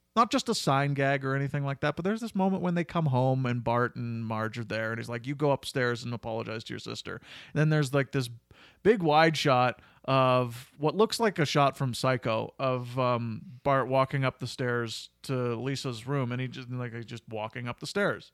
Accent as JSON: {"language": "English", "town": "Cochrane", "region": "Alberta", "country": "Canada", "said": "I was from Cochrane and I was in, only in high school"}